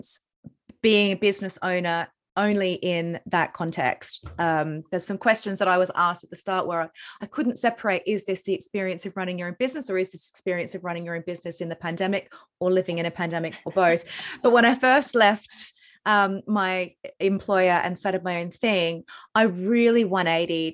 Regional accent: Australia; moved away; also born or lived in London, United Kingdom; I'm not from the UK, obviously I'm Australian

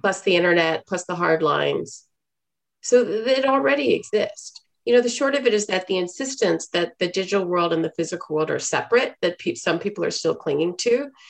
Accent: Houston, Texas, United States; moved away as an adult; also born or lived in China / Hong Kong; I grew up in Houston, Texas in the 80s

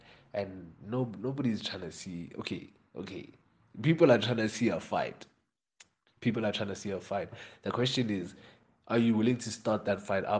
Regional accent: South Africa; half Zulu, half Nigerian, straight down the middle

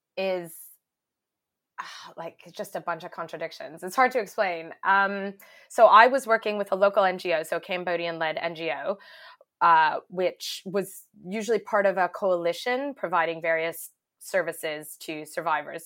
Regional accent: Canada; moved away as an adult; now in United Kingdom; I am Canadian, uh, but I've been living in the UK for over 10 years now, I think it is. Um, but still hanging on to my accent

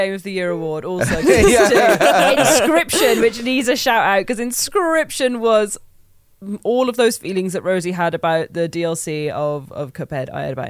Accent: Midlands, United Kingdom; I think I was talking about being from the Midlands and that my accent sounded really thick.

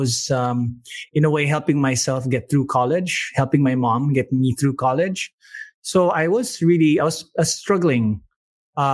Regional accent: Manila, Metro Manila, Philippines; also born or lived in Baguio City, Philippines; I was born in Baguio City, one of the few people born in that city. And when I was young, we moved to Manila when my parents split up, but managed to go to La Salle

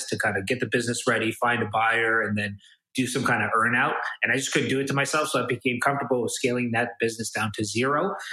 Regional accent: Toronto, Ontario, Canada; I'm kind of born and raised in Toronto, Canada

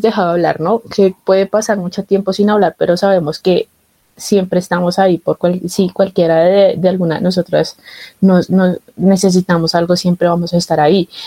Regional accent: Bogotá, Colombia; yo soy de Bogotá

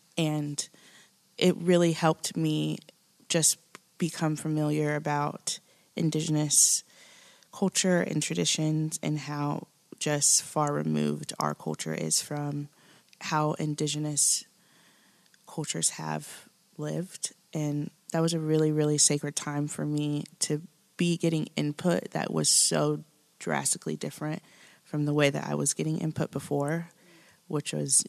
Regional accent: Midwest, United States; now in Nashville, United States; been transplanted here from the Midwest, so I'm still learning about the South and Southern culture. I'm married a Southerner, and it's fascinating to be here. I've lived in Nashville here for about 3 years now.

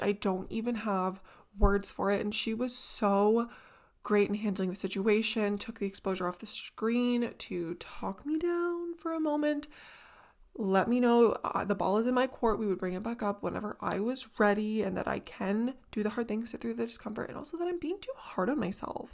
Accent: Southern Ontario, Canada; here in Southern Ontario, in the kind of little pocket that I live in, my city and all the surrounding towns

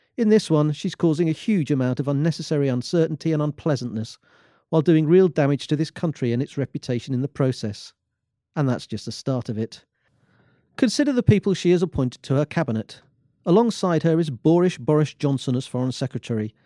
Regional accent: England, United Kingdom; opening my mouth would have made it clear that I'm English

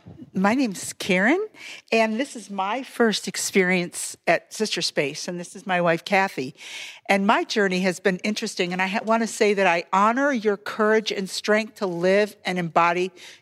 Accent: Michigan, United States; now in Washington, DC, United States; I'm from Michigan, but living in DC.

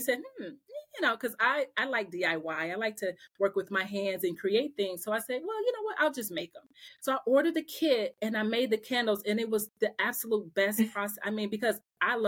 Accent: Omaha, Nebraska, United States; moved away as an adult; now in Atlanta, United States; I'm from Omaha, Nebraska

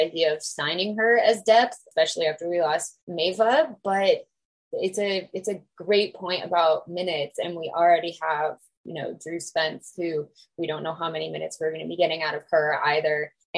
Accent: United States; as an American

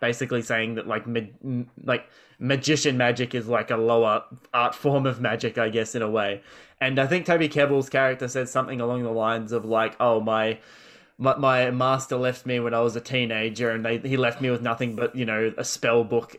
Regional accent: Australia

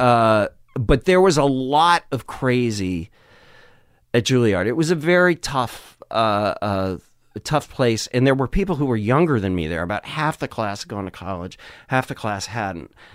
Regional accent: Madison, Wisconsin, United States; growing up in Wisconsin

